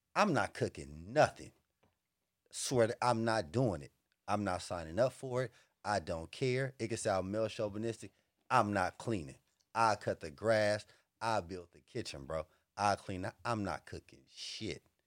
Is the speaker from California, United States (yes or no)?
yes; Los Angeles, California, United States; born or raised there; also born or lived in the South